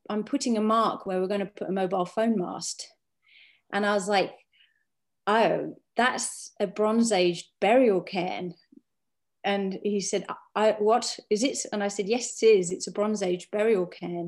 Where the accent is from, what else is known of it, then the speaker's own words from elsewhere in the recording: Cumbria, North West England, United Kingdom; where I grew up in Cumbria